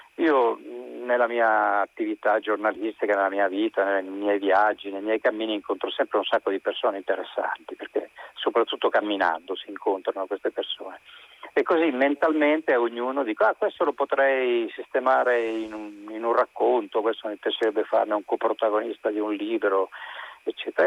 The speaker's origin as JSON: {"language": "Italian", "town": "Rome", "region": "Lazio", "country": "Italy", "said": "io sono romano oltretutto, quindi conosco un po' mm. com'era quell'epoca perché io sono nato subito dopo la guerra nel 1948 e quindi eh, a casa mia si parlava di quello sostanzialmente"}